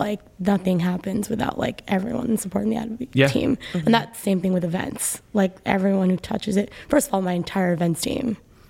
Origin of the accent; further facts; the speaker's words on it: New York City, New York, United States; We're both from Queens.